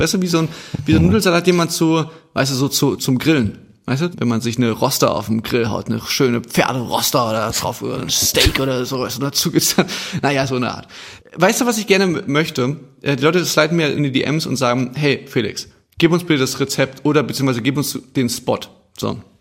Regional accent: Chemnitz, Saxony, Germany

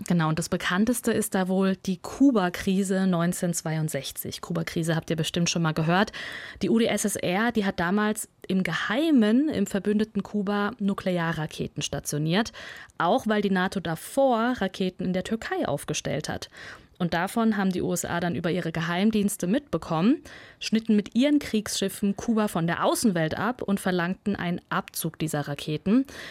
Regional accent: Kazakhstan; moved away; Ich bin in Kasachstan geboren.

